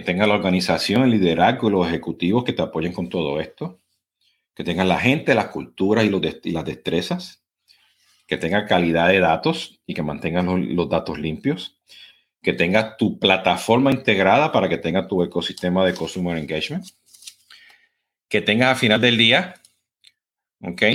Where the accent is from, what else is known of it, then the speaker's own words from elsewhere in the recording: Puerto Rico; como voy puertorriqueño, pues estoy corriendo, ¿no? Hablo demasiado rápido